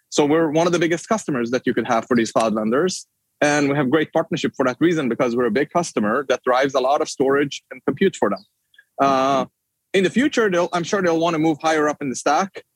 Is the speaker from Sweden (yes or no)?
yes; Sweden; moved away as an adult; now in United States; in Sweden, my home country